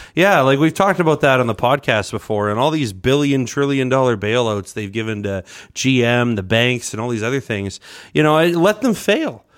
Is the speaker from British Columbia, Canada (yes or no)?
no; Edmonton, Alberta, Canada; I grew up in Saint Albert, but I've been largely in Edmonton my whole life